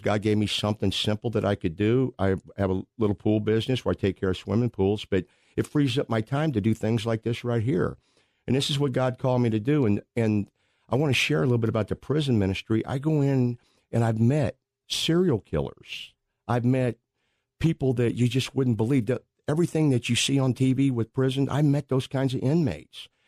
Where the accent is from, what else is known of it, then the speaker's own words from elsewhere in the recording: Pacific, Missouri, United States; I grew up in Pacific, Missouri. That's a suburb of Saint Louis.